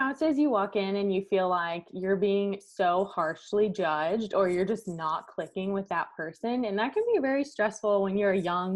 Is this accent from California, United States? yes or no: no; near Clearwater Beach, Florida, United States; moved away; I grew up near Clearwater Beach